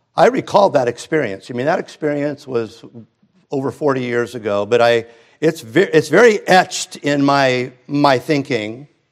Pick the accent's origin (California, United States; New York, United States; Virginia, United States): California, United States; Hermosa Beach; grew up in Hermosa and Redondo